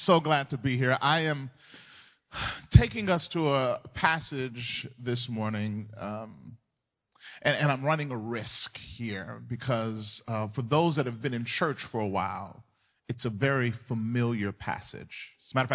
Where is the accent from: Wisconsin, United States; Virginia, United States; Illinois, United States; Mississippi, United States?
Mississippi, United States; moved away as an adult; also born or lived in Southern California; now in California, United States; We grew up, born and bred in Mississippi. Moved to California 11 years ago